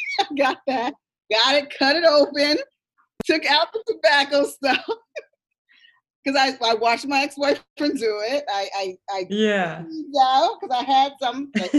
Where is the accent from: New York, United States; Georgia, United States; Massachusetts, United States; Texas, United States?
New York, United States; New York City; we're here in New York, but we don't know how to buy weed or where to get weed. And I'm a New Yorker.